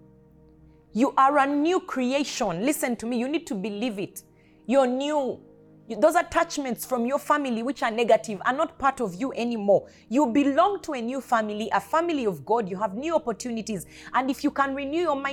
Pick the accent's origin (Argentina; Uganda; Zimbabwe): Uganda; I am not just a Ugandan. I am a kingdom citizen who happened to be born in Uganda